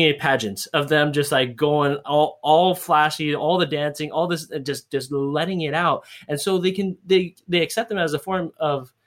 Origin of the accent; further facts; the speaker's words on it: United States; moved away as an adult; now in Hawaii, United States; I'm Hawaiian, and I grew up in the mainland and I lived in Hawaii